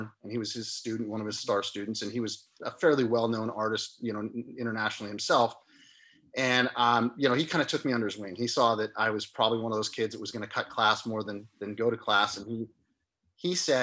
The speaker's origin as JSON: {"language": "English", "town": "Santa Cruz", "region": "California", "country": "United States", "tie": "born or raised there", "said": "I grew up here in Santa Cruz"}